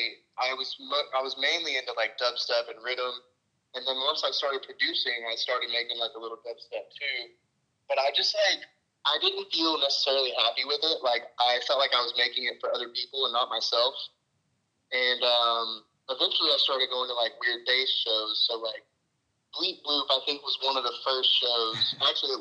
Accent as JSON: {"language": "English", "town": "Waxahachie", "region": "Texas", "country": "United States", "said": "I'm from Waxahachie. It's kind of like 30 minutes south of Dallas"}